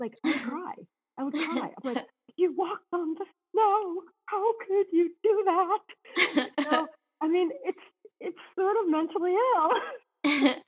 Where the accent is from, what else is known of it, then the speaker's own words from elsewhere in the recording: Massachusetts, United States; I grew up in Massachusetts